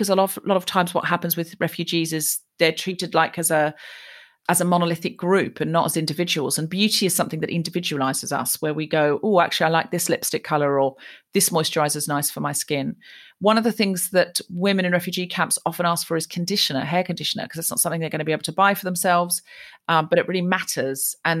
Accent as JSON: {"language": "English", "country": "Australia", "tie": "born or raised there", "moved": "as an adult", "lives_now": "United Kingdom", "said": "I was raised in Australia and then I moved to Britain as a grown-up and I went to uni over here."}